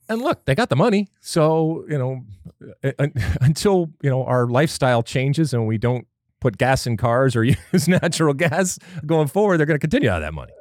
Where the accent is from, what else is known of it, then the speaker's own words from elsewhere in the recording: United States; as American soccer fans